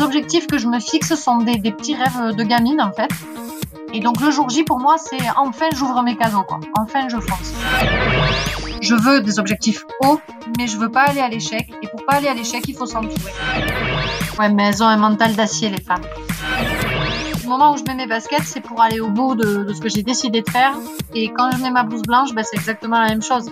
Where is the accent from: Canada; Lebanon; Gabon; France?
France; Font-Romeu, Occitania; J'ai grandi à Font-Romeu